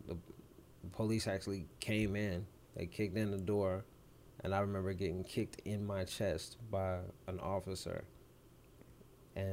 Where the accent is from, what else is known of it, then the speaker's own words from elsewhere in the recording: Clarksville, Tennessee, United States; also born or lived in Germany; Growing up in Birchwood, Clarksville, Tennessee, on the north side